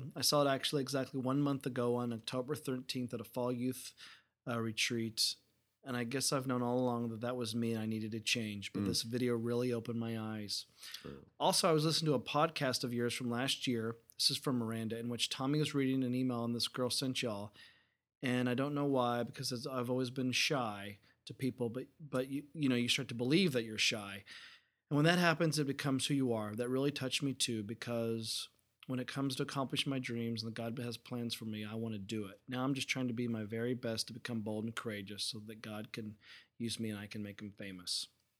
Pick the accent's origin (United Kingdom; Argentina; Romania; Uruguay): Uruguay; I'm from Uruguay.